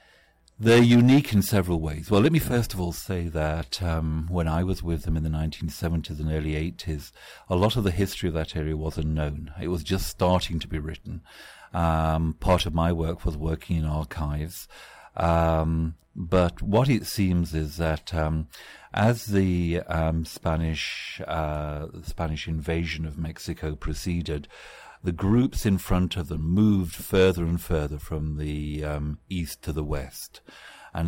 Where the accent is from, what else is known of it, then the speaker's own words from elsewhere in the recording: England, United Kingdom; as a student of anthropology in the 1970s, growing up in England